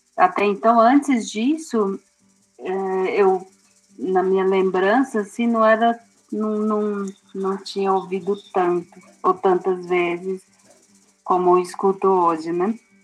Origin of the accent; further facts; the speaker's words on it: Tenondé Porã Indigenous Land, São Paulo, Brazil; é uma terra indígena que eu nasci